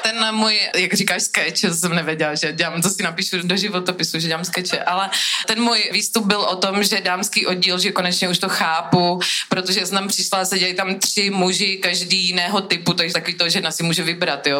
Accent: Brno, South Moravian Region, Czechia; jsem z Brna

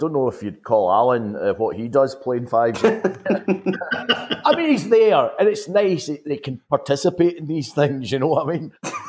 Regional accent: Paisley, Scotland, United Kingdom; I was originally from Paisley

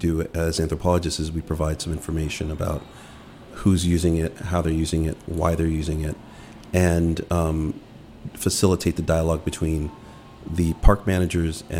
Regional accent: Langley Park, Maryland, United States; also born or lived in Washington, D.C.; The majority of my life, I grew up in Langley Park

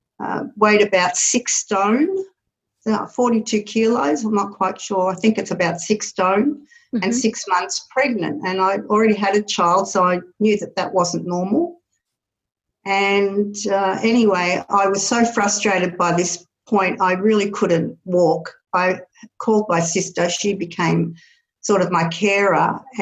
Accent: Paris, Île-de-France, France; born there; I was born in Paris, France, actually.

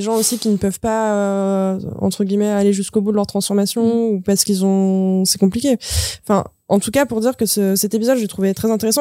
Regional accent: Dauphiné, Auvergne-Rhône-Alpes, France; moved away; chez moi, chez mes parents, c'est le Dauphiné

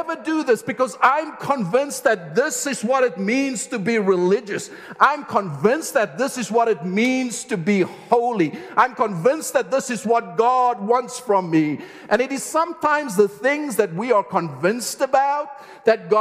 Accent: South Africa; I'm South African, I know the landscape, I know the world, I know the culture, I love the food

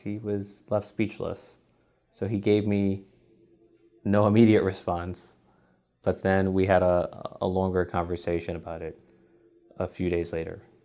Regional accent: New York City, New York, United States; I'm from Bronx, New York

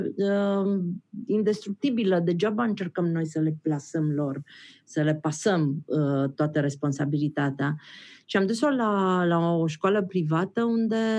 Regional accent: Transylvania, Romania; Eu sunt ardeleancă

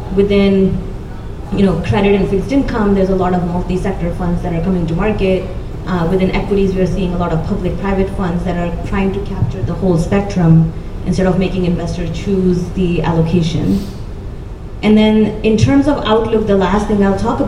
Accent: India; I grew up in India

